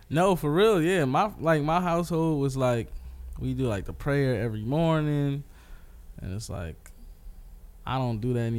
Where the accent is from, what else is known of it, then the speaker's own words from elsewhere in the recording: Philadelphia, Pennsylvania, United States; Um, growing up in West Philly, big family. Uh, Actually, yeah, my family's pretty big.